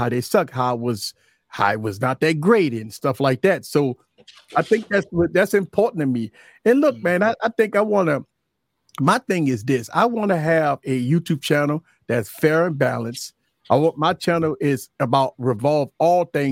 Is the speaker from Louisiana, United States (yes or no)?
yes; New Orleans, Louisiana, United States; Born and raised in New Orleans. Louisiana has been my life from birth